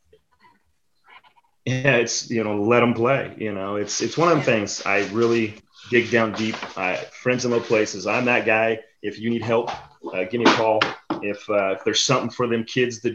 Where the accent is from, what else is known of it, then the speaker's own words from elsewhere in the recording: Orangeville, United States; I grew up in Orangeville. I grew up playing Orangeville Pony Baseball